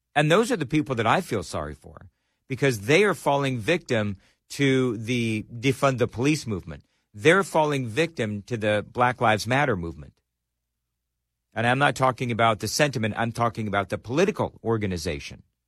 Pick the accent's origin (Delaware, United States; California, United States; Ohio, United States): California, United States; Los Angeles; also born or lived in Colorado Springs, Colorado / Denver, Colorado / Richmond, Virginia / Fort Wayne, Indiana; now in Nashville, United States; I, I was born and raised in Los Angeles